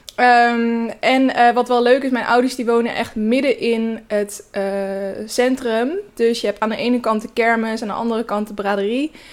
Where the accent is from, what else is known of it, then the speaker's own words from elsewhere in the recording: Naaldwijk, South Holland, Netherlands; moved away; Naaldwijk. Dat is het dorp waar ik vandaan kom